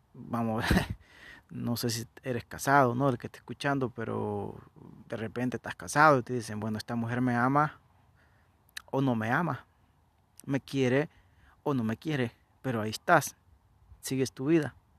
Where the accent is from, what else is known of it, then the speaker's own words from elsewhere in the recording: El Salvador; Yo nací en El Salvador, ya, ya no, ya no me preguntan de dónde soy. Soy del Salvador